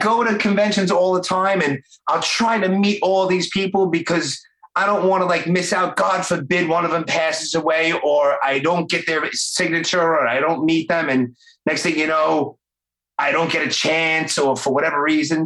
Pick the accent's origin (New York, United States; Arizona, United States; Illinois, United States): New York, United States; New York City; accent: Brooklyn; born and raised here in Brooklyn, just like me.